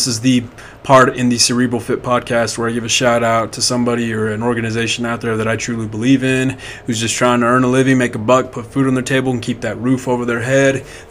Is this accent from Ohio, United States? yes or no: no; Hobbs, New Mexico, United States; Very key in my growing up in Hobbs, New Mexico.